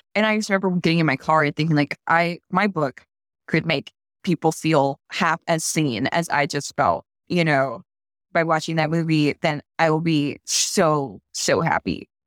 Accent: Baton Rouge, Louisiana, United States; moved away; my hometown, which is the capital of Louisiana

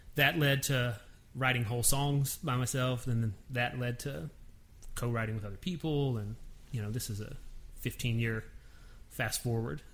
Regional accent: Nashville, Tennessee, United States; I'm born and raised in Nashville.

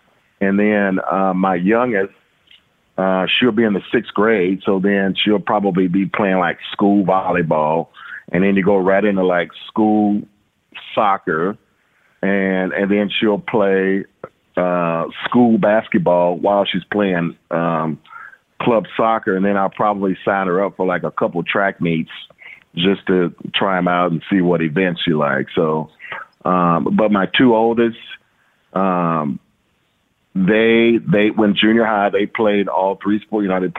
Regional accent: Shreveport, Louisiana, United States; growing up in Louisiana, I mean, you know, in Shreveport, we were just constantly involved in activity.

